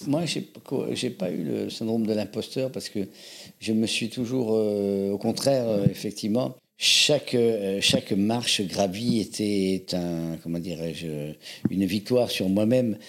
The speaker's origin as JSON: {"language": "French", "town": "Avignon", "region": "Provence-Alpes-Côte d'Azur", "country": "France", "tie": "born or raised there", "also_born_or_lived": "Algiers / Paris", "moved": "as an adult", "said": "Je suis né à Alger. Mes parents étaient chanteurs d'opéra, avignonnais d'origine, et c'est là qu'ils m'ont fait naître. Ils m'ont fait naître à Alger, et j'ai grandi dans le sud de la France, à Avignon"}